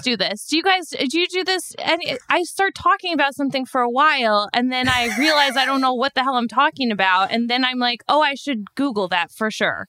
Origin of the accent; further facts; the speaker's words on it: Chicago, Illinois, United States; now in New York City, United States; I'm from Chicago